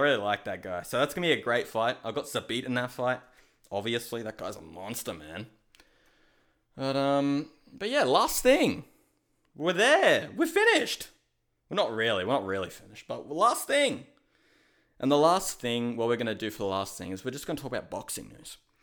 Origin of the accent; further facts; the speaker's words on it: Australia; I'm Australian